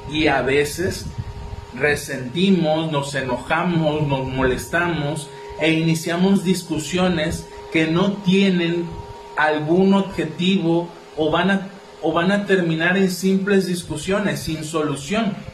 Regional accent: Villa de Álvarez, Colima, Mexico; 4 de octubre, que acá en Villa de Álvarez, de donde yo soy, se, festeja algo que se llama el Día de las Empanadas

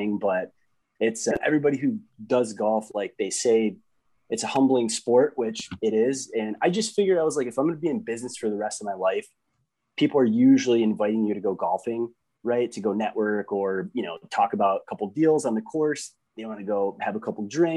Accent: Detroit, Michigan, United States; now in Grand Rapids, United States; I grew up in Detroit.

